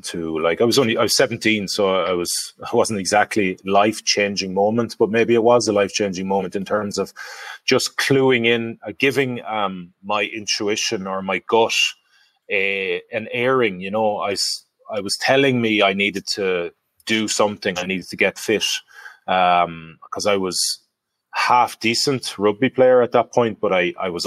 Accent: Galway, Connacht, Ireland; Galway. My hometown

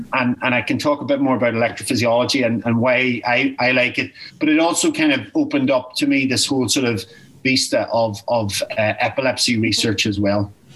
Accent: Newry, Northern Ireland, United Kingdom; I grew up in Newry. Uh, I was born in Newry and um, and educated in Newry

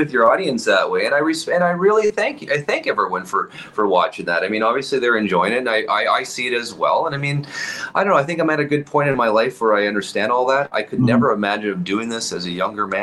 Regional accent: Winnipeg, Manitoba, Canada; I'm born and raised in Winnipeg

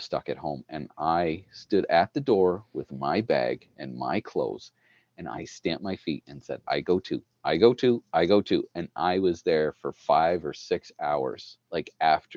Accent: Ottawa Valley, Ontario, Canada; now in Manitoba, Canada; I grew up in the Ottawa Valley.

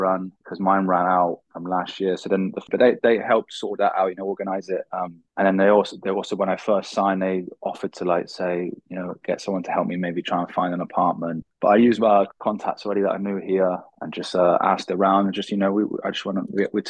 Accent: England, United Kingdom; moved away as an adult; now in Thailand; being English

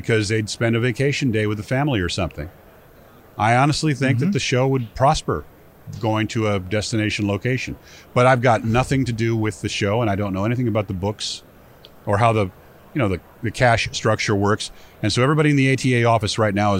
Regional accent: United States; I was an American

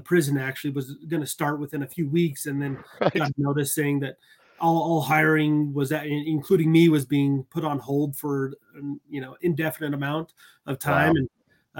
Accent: Utah, United States; also born or lived in Texas; I was born in Texas, but pretty much raised in Utah

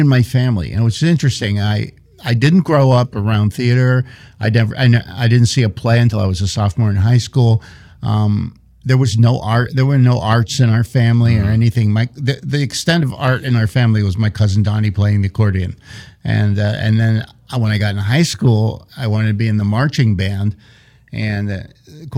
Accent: Philadelphia, Pennsylvania, United States; moved away; I grew up in Overbrook Park in West Philadelphia

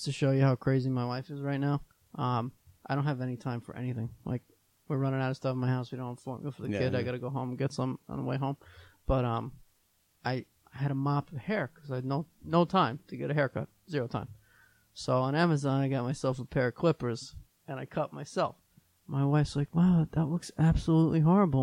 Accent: Long Island, New York, United States; I'm from Long Island

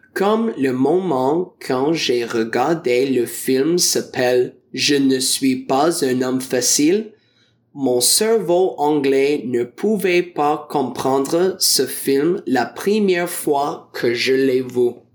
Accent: Ontario, Canada; French is a second language; je viens de l'Ontario du Canada

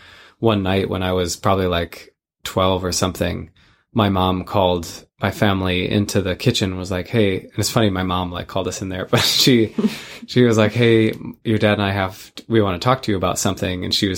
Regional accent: Midwest, United States; moved away; where we grew up in the Midwest.

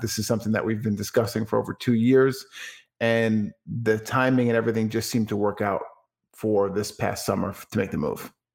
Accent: Franklin Square, New York, United States; moved away as an adult; also born or lived in West Islip, New York; now in Dallas, Texas, United States; I was born and raised in Franklin Square, New York, on Long Island

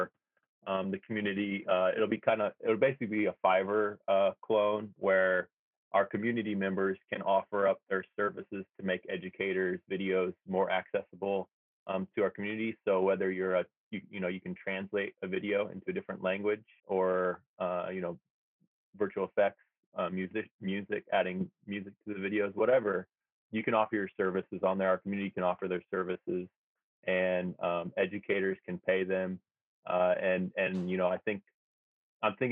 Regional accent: United States; moved away as an adult; also born or lived in Hawaii; now in Tokyo, Japan; I grew up in America

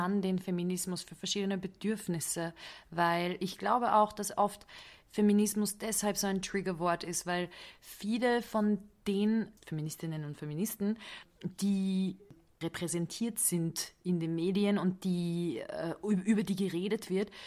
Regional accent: Budapest, Hungary; moved away; ich liebe Budapest. Das ist meine Heimatstadt

